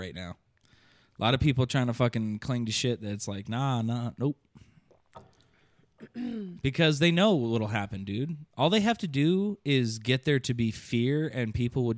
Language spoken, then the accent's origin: English; Midwest, United States; now in Tucson, United States; I'm from the Midwest